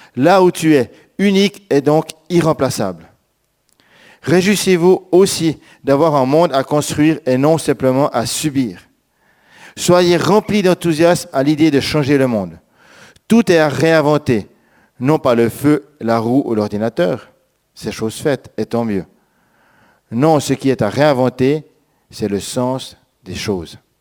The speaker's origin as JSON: {"language": "French", "country": "Switzerland", "also_born_or_lived": "France", "moved": "yes", "said": "Moi, en tant que Suisse"}